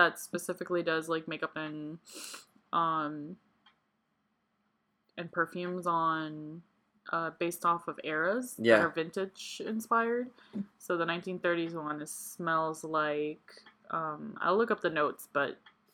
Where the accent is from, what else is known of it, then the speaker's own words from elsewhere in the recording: Puerto Rico; I was raised in Puerto Rico, where the history is mostly just about us